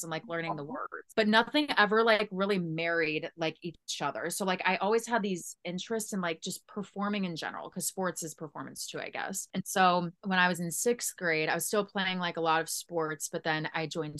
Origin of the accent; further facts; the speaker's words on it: St. Louis, Missouri, United States; I'm from St. Louis